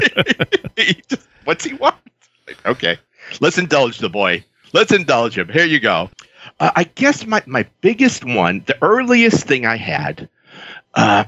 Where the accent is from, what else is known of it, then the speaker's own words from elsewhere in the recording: Chicago, Illinois, United States; I grew up, I was born in Chicago. I grew up on the South Side, real blue-collar family.